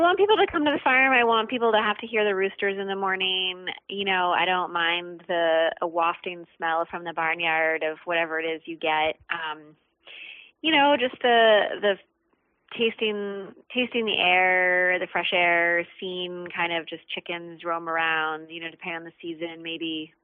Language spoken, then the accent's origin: English; New York City, New York, United States; moved away; I grew up in New York City